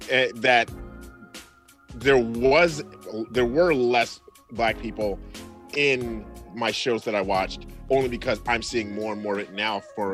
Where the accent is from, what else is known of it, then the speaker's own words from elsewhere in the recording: New York City, New York, United States; now in Wisconsin, United States; grew up in Brooklyn, New York.